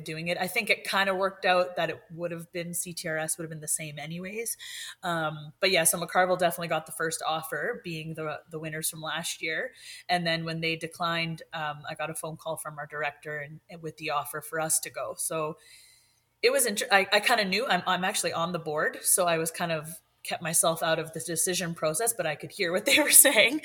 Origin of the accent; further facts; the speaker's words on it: Sudbury, Ontario, Canada; I'm from Sudbury in Northern Ontario.